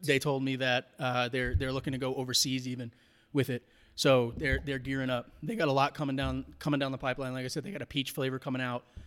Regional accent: New York, United States; now in Colorado, United States; growing up in New York

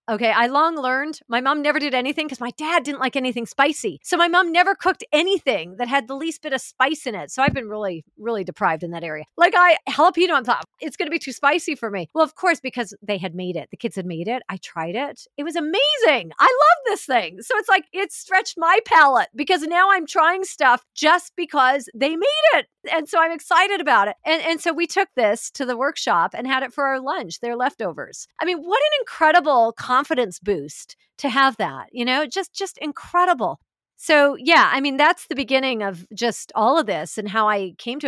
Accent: Vancouver, British Columbia, Canada; moved away as an adult; also born or lived in Los Angeles; we've ended up back here in Vancouver, my hometown

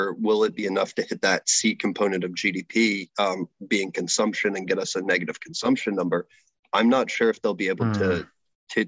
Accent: United States; moved away as an adult; now in Canada; I am an American

